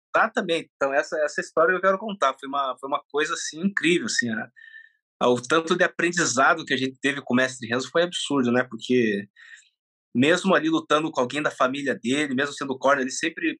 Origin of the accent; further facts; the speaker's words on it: Brazil; also born or lived in Japan; Nasci no Japão. Eu vim com quatro anos para para cá